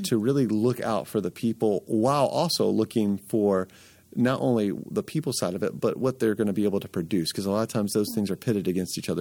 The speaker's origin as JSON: {"language": "English", "town": "Atlanta", "region": "Georgia", "country": "United States", "tie": "born or raised there", "moved": "as an adult", "lives_now": "Lehigh Valley, United States", "said": "I was born and raised in Atlanta"}